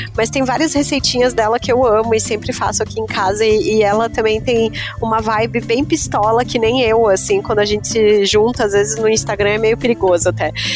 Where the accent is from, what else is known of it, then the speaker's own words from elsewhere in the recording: Lages, Santa Catarina, Brazil; sou de Lages, né, sou da Serra